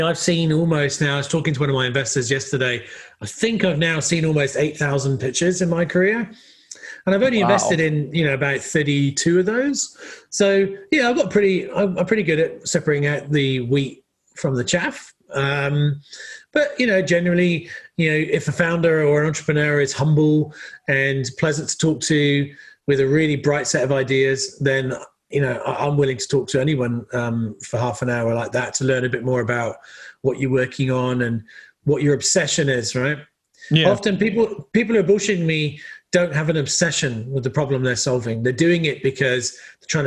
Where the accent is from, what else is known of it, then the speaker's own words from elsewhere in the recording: Somerset, South West England, United Kingdom; moved away as an adult; also born or lived in California, United States; now in New Zealand; I grew up in England and in the West Country